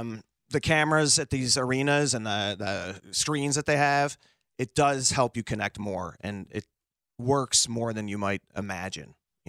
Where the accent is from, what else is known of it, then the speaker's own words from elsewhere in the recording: Chicago, Illinois, United States; because I grew up on the Southside taking the Dan. I never was on 290. If you can avoid be a regular Chicagoan and not have to deal with the Eisenhower.